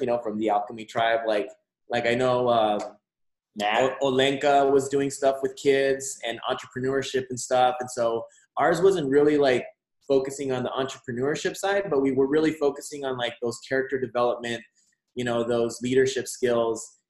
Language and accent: English; Nogales, Arizona, United States; also born or lived in Mexico / Tucson, Arizona; I was born in Mexico, uh, but I was raised alongside the border here in Nogales, Arizona, all my life until I moved to Tucson